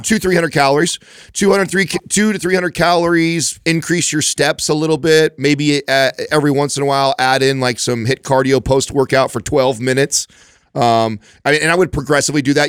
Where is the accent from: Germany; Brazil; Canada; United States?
United States; Modesto, California; also born or lived in Oakdale / Turlock; I grew up in Modesto, Oakdale, Turlock, that, all that stomping ground over there.